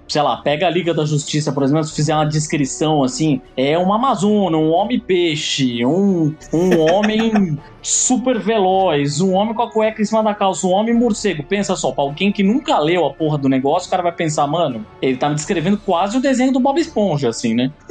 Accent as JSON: {"language": "Portuguese", "town": "Santos", "region": "São Paulo", "country": "Brazil", "tie": "born or raised there", "said": "Quando eu comecei a fazer um curso de quadrinhos em Santos, na minha terra natal"}